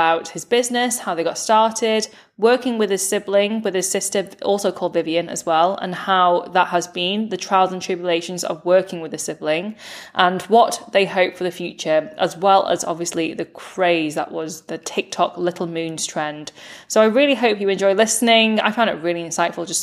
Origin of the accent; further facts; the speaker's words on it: United Kingdom; now in Manchester, United Kingdom; British-born Chinese millennial